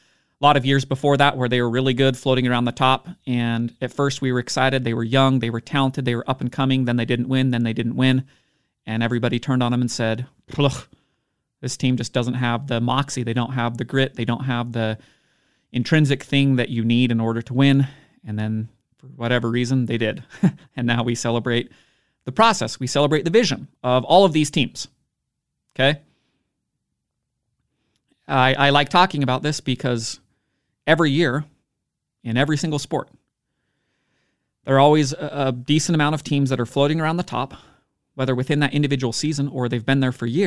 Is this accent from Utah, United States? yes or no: yes; Utah, United States; My hometown basketball team is kind of a masterclass example of all of that, the Utah Jazz.